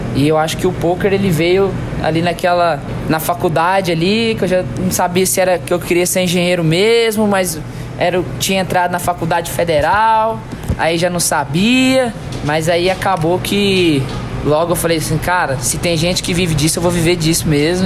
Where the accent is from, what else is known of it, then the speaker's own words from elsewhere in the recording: Brazil; a gente é brasileiro